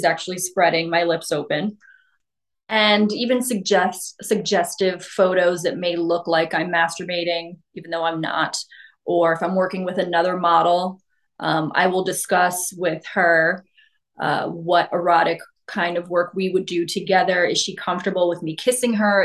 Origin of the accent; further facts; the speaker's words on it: New York City, New York, United States; growing up in New York